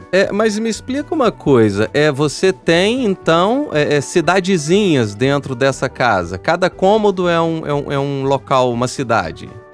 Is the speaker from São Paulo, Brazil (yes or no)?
no; São João del-Rei, Minas Gerais, Brazil; Eu sou de São João Del Rei, que é a cidade da Maria Fumaça